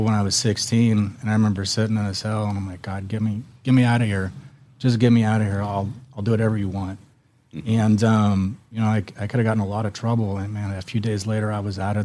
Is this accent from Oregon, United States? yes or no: yes; Central Point, Oregon, United States; moved away as an adult; also born or lived in Las Vegas, Nevada; I grew up in Oregon